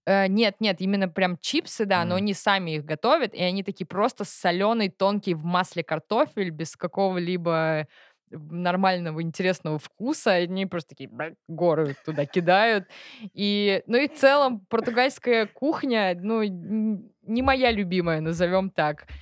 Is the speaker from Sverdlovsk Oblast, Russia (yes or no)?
no; Tatarstan, Russia; also born or lived in London / Portugal; я татарка